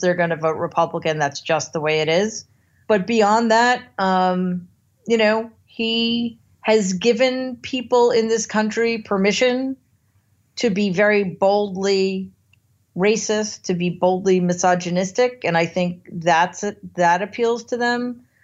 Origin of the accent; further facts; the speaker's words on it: United States; as an American